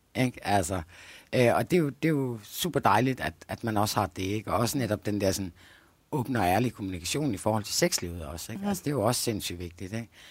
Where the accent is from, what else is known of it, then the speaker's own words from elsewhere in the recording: Denmark; jeg kommer fra Jylland